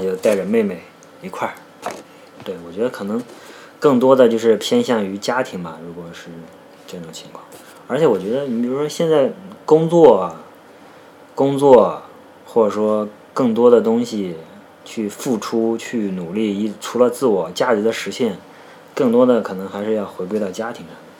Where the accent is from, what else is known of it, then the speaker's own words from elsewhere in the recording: Shandong, China; 我山东人嘛，对这个军旅情节多少是有点儿情节的